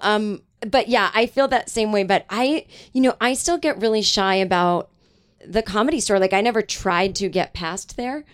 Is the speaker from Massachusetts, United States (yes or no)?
yes; Boston suburbs, Massachusetts, United States; I grew up in Boston, like, uh, or in the suburbs of Massachusetts